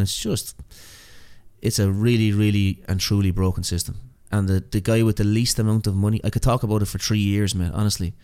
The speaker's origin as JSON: {"language": "English", "country": "Ireland", "also_born_or_lived": "New York", "moved": "as an adult", "lives_now": "Australia", "said": "being an Irish immigrant there"}